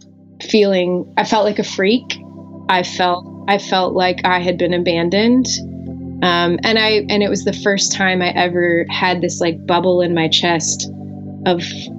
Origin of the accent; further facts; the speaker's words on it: Orlando, Florida, United States; So I grew up in Orlando, Florida, which I was Southern Baptist. I grew up Southern Baptist in Orlando. So it was a lot of conservative